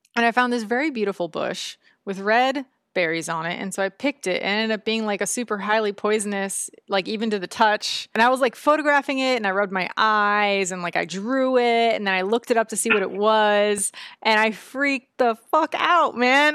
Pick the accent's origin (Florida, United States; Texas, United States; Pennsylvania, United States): Florida, United States; moved away; I grew up in Florida